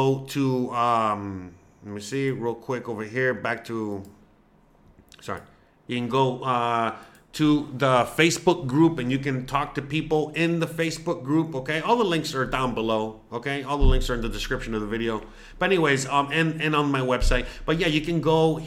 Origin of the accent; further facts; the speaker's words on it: Miami, Florida, United States; first language Spanish; English is a second language; moved away as an adult; now in Mérida, Mexico; I was born in Miami. My parents, okay, were Cuban